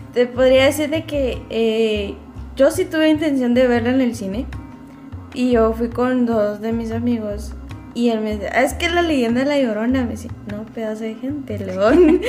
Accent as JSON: {"language": "Spanish", "country": "Guatemala", "said": "como guatemaltecos"}